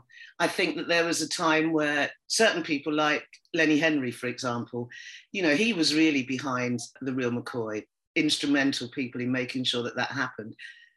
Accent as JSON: {"language": "English", "country": "United Kingdom", "said": "being Black, being female, being British, all of those things that we've all grown up with, you know, especially those of us that were born here or that came at a very early age."}